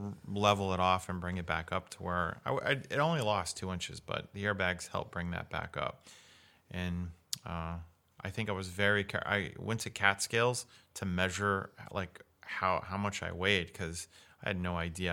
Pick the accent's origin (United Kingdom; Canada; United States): United States; Missouri; also born or lived in Florida; now in Washington State, United States; I'm from Missouri